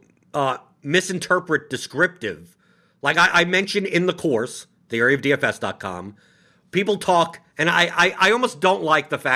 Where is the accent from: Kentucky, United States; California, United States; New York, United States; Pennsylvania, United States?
New York, United States; I'm from New York, so I speak very bluntly and honestly.